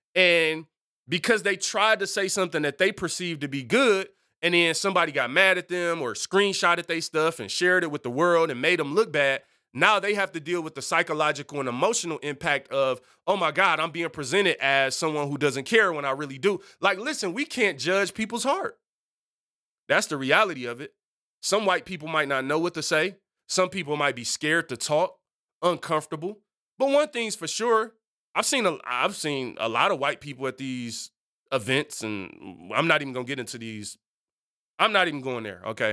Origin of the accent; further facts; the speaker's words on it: Detroit, Michigan, United States; I'm culturally, I'm from Detroit.